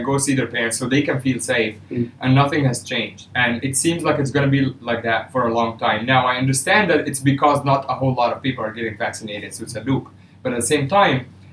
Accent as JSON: {"language": "English", "country": "Egypt", "said": "I'm from Egypt"}